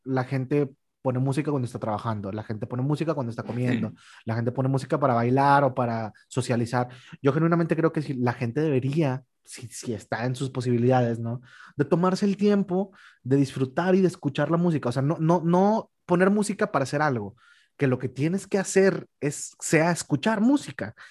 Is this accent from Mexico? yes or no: yes; Mexico; nosotros como mexicanos